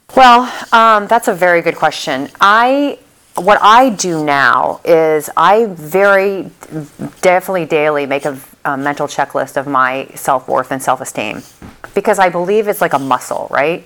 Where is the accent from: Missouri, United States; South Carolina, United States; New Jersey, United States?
Missouri, United States; St. Louis; also born or lived in Dallas, Texas; now in Miami, United States; I'm from St. Louis originally, and then I lived in Dallas for many, many years